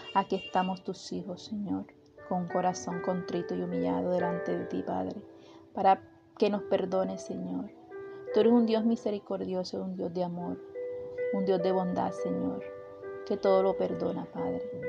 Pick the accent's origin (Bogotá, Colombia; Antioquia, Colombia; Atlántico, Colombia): Atlántico, Colombia; nuestro departamento del Atlántico